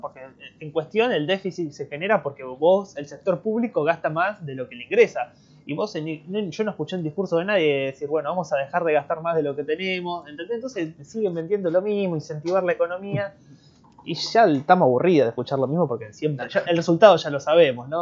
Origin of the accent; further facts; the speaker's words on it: Argentina; Yo soy argentino